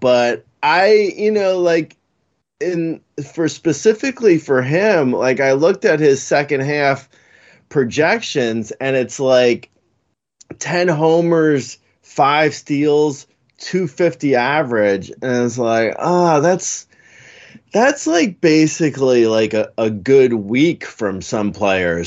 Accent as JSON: {"language": "English", "region": "New York", "country": "United States", "said": "I'm from New York."}